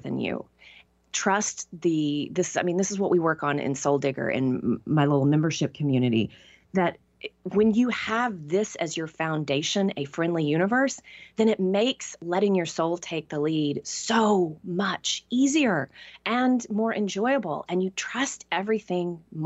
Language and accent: English; Tyler, Texas, United States; moved away; the vast majority of people that I grew up with stayed in Tyler or in Texas